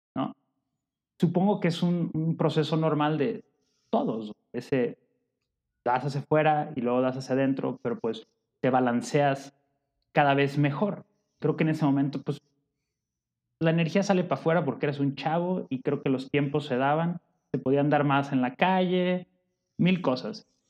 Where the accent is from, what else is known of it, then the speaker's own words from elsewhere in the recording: Guadalajara, Jalisco, Mexico; now in Puebla, Mexico; Llegué a este mundo en Guadalajara